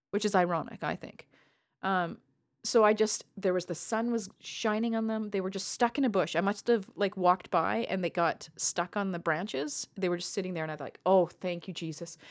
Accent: Canada; as a Canadian

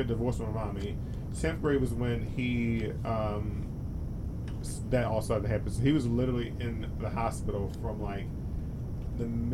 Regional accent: Maryland, United States; also born or lived in California; We're just from Maryland too

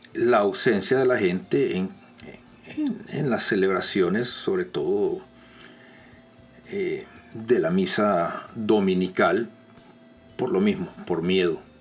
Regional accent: El Salvador; en mi país, en El Salvador

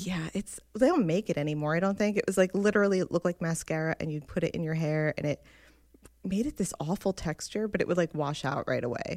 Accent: New Jersey, United States; I grew up in North Jersey

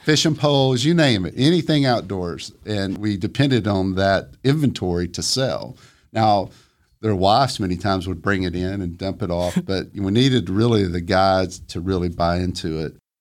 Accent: Flintstone, Georgia, United States; I grew up in a tiny house, very modest. It was in Flintstone and it looked up at the mountain

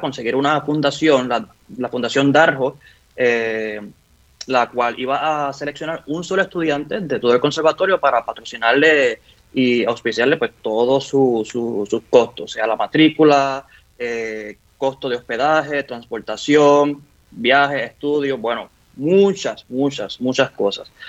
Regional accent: Ponce, Puerto Rico; yo soy un niño crecido en el barrio Bélgica de Ponce, nací allí en Ponce, orgulloso ponceño

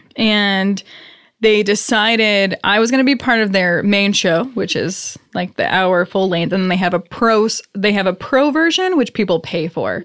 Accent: Worcester, Massachusetts, United States; I'm from Worcester

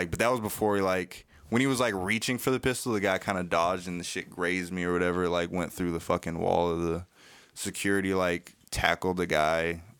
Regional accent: Virginia, United States; Virginia, VA, two VA. Up, two down.

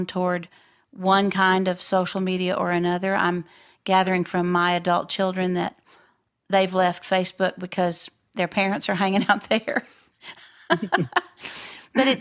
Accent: Floydada, Texas, United States; I grew up in Floydada

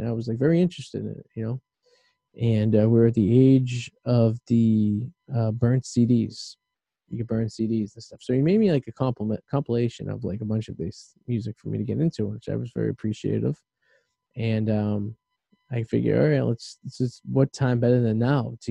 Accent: Revere, Massachusetts, United States; us growing up in Revere

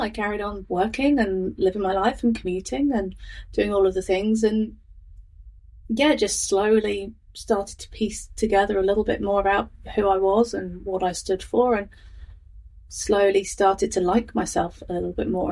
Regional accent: Northamptonshire, East Midlands, United Kingdom; moved away as an adult; now in Lincoln, New Zealand; I'm from Northamptonshire in the UK, is where I've lived for most of my life

